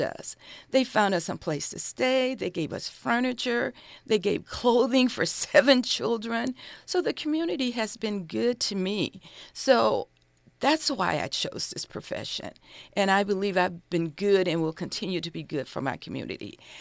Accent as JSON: {"language": "English", "town": "Los Angeles", "region": "California", "country": "United States", "tie": "born or raised there", "said": "I grew up in South Central Los Angeles. I went to Manual Arts High School."}